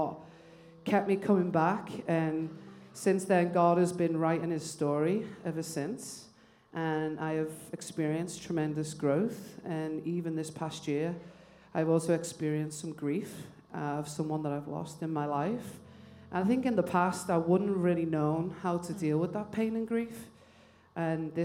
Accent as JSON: {"language": "English", "region": "England", "country": "United Kingdom", "moved": "as an adult", "lives_now": "United States", "said": "I come from England"}